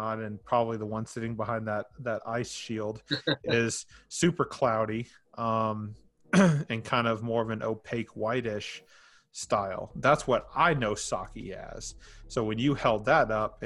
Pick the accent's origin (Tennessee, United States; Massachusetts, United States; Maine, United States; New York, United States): Tennessee, United States; Nashville; now in Murfreesboro, United States; I come from Nashville area, and now I live out in Murfreesboro with my family